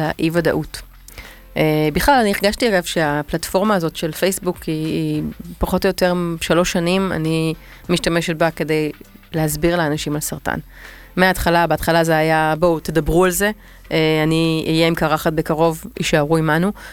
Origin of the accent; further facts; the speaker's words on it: Tel Aviv, Tel Aviv District, Israel; אני תל אביבית